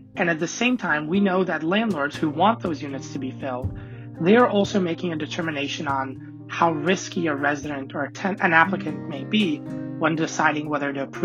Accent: Kosovo; now in United States; I was born in Kosovo, small country in Eastern Europe

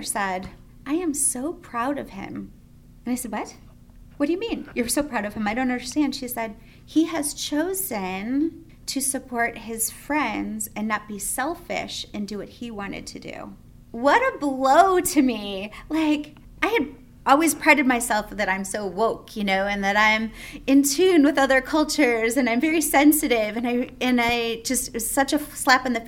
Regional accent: United States; we're from America

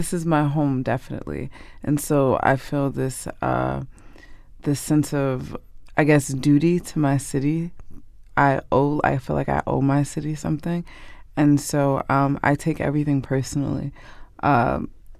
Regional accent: Newark, New Jersey, United States; my house growing up on Leslie Street

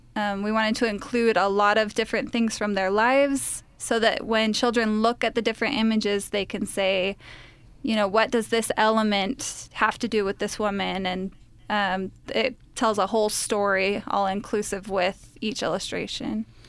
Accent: Utah, United States; I'm actually the only Utah of the three of us.

